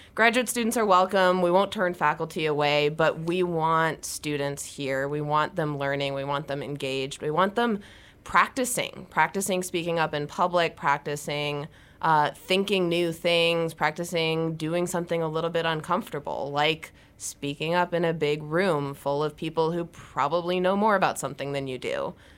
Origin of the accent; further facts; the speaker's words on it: Ohio, United States; I'm from Ohio, and I grew up doing four H